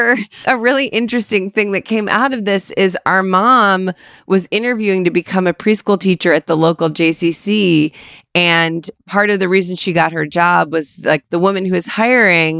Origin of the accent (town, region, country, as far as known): Cleveland, Ohio, United States; born or raised there